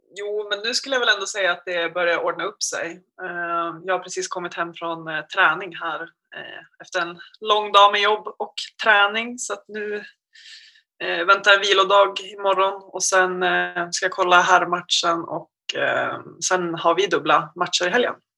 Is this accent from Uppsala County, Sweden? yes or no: no; Gävle, Gävleborg County, Sweden; now in Umeå, Sweden; är från Gävle egentligen